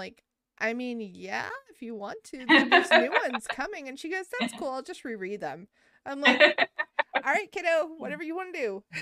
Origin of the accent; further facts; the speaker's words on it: Taos, New Mexico, United States; moved away; also born or lived in Albuquerque, New Mexico; I was born in Albuquerque and I was raised in Taos.